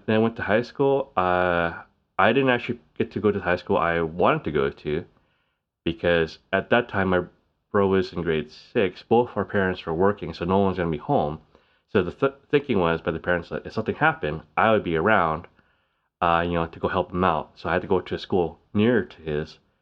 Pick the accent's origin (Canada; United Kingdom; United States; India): Canada; Canada's bilingual, we speak English and French